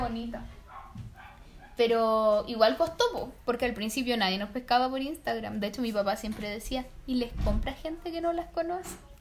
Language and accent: Spanish; Copiapó, Atacama, Chile; Nosotros somos de Copiapox